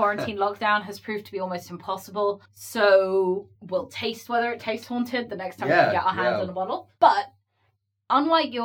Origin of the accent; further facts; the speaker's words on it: Surrey, South East England, United Kingdom; I grew up in Surrey, which is just outside of London